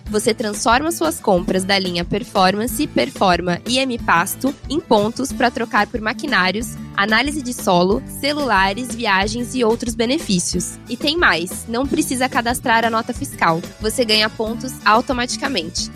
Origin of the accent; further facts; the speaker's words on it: Rio Grande do Sul, Brazil; eu sou do Rio Grande do Sul